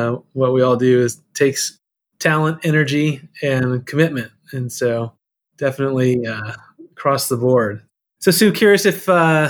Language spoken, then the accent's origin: English; Seal Beach, California, United States; Seal Beach, California.